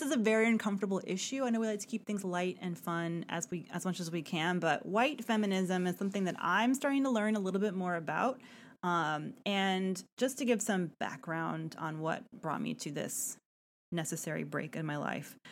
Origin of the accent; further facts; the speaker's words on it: Atlanta, Georgia, United States; Atlanta, my hometown